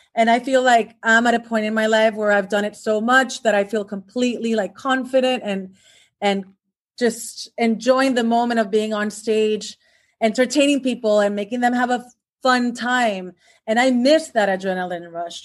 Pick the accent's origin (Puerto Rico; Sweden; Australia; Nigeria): Puerto Rico; moved away as an adult; now in Los Angeles, United States; I was born and raised in Puerto Rico, which is an island in the Caribbean